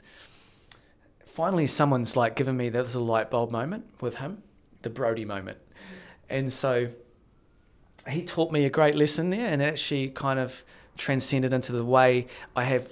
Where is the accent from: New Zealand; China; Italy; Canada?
New Zealand; also born or lived in Las Vegas, United States / London; we in New Zealand